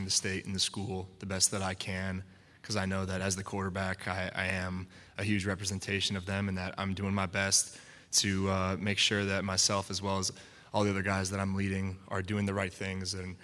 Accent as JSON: {"language": "English", "region": "Connecticut", "country": "United States", "tie": "born or raised there", "also_born_or_lived": "North Attleboro, Massachusetts", "said": "growing up in the Northeast, growing in North Attleboro, Mass, and then until I was 8, and then Connecticut"}